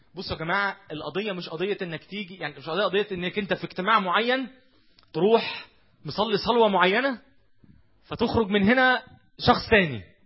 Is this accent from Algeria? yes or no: no; Egypt; احنا ما زلنا كمصريين